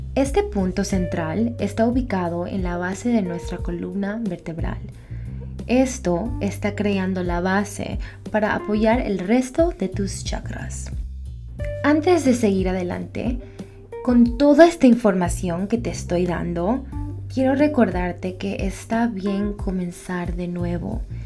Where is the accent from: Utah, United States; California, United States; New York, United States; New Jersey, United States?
New York, United States; also born or lived in Ecuador; soy orgullosamente ecuatoriana. Y también nací aquí en Nueva York en el condado de la salsa